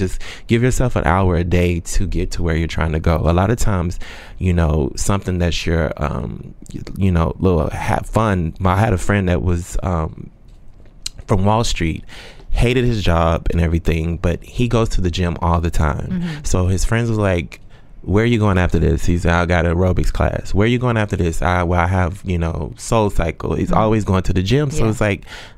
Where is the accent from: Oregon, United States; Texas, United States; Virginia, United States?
Texas, United States; moved away as an adult; now in New York, United States; I'm from Texas